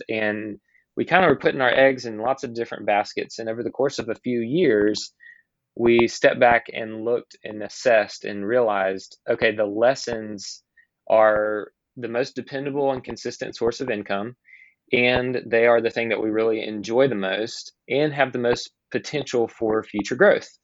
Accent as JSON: {"language": "English", "region": "Alabama", "country": "United States", "tie": "born or raised there", "also_born_or_lived": "Georgia, United States", "said": "I moved to Alabama at the age of 10 for my dad's job"}